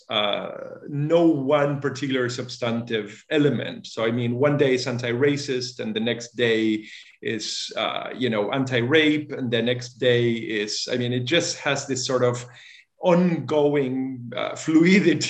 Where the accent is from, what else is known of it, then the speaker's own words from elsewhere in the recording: Argentina; moved away as an adult; also born or lived in Massachusetts, United States / France / Germany / New York, United States; I was born and raised in Argentina, and when I was 18, I moved to the U.S. to study